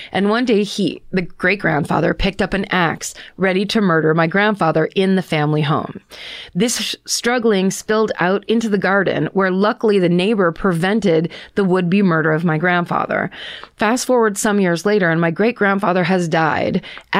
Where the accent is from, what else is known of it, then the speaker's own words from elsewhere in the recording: Abertillery, Wales, United Kingdom; So as I mentioned, I'm from Wales.